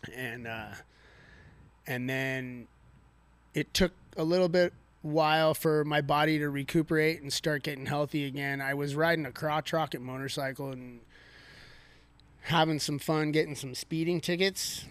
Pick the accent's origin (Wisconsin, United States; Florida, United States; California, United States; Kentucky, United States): California, United States; Thousand Oaks; I grew up here in Newbury Park, Thousand Oaks